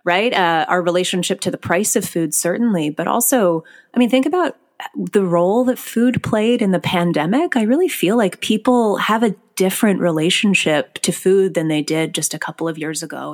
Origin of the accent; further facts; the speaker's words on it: Scarborough, Ontario, Canada; I grew up in Scarborough, Ontario